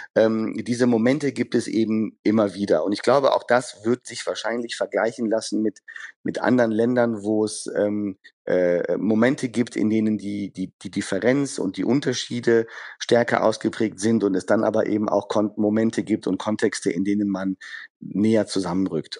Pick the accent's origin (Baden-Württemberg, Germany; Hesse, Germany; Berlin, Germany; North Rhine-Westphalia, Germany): North Rhine-Westphalia, Germany; Düsseldorf; Düsseldorf als meine Heimatstadt